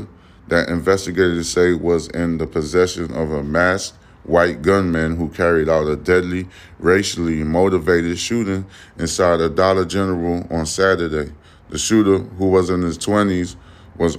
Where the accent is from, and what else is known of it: United States